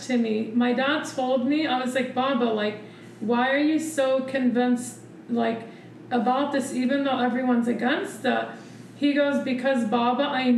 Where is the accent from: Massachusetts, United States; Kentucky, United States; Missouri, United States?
Missouri, United States; We grew up in Missouri in a really racist town.